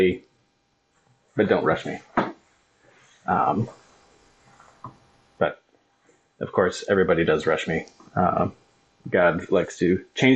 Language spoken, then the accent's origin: English; Kalkaska, Michigan, United States; I grew up in Calvary Baptist Church in Kalkaska. It's from where I'm sitting, it's that way.